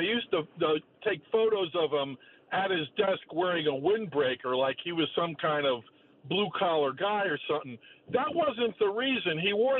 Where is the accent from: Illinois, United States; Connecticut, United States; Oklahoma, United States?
Connecticut, United States; I'm from Connecticut